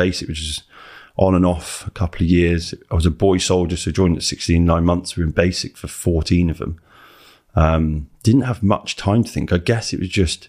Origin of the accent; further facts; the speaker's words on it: Shrewsbury, West Midlands, United Kingdom; Mum brought me up in a little council estate, terraced house